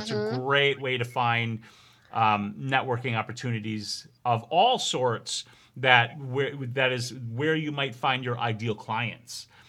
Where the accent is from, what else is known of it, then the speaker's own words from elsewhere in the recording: New York, United States; born there; I was born in New York and I still drive like it.